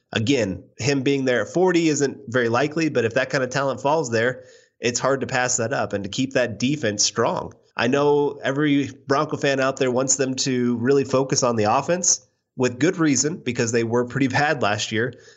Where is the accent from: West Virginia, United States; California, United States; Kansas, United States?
Kansas, United States; from my home state